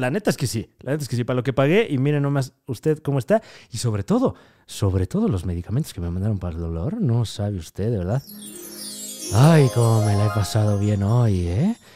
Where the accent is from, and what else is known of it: Mexico